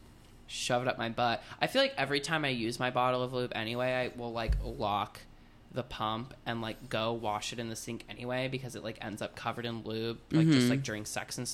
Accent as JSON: {"language": "English", "region": "Florida", "country": "United States", "tie": "born or raised there", "said": "I grew up in Florida"}